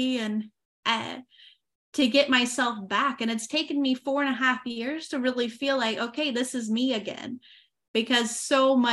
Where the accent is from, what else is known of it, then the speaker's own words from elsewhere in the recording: Oklahoma, United States; first language English; moved away as an adult; now in France; I used to live in the US in Oklahoma for the first 28 years of my life.